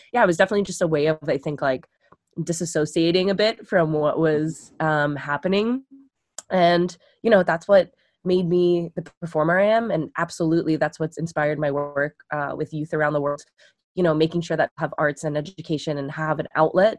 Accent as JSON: {"language": "English", "area": "Long Island", "region": "New York", "country": "United States", "tie": "born or raised there", "said": "I grew up on Long Island, so there's the beach and everything"}